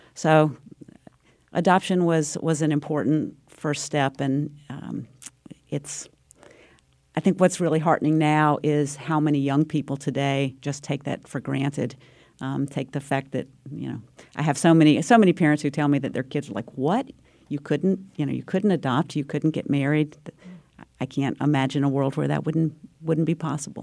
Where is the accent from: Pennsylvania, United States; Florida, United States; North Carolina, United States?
North Carolina, United States; moved away; also born or lived in Connecticut; my home state of North Carolina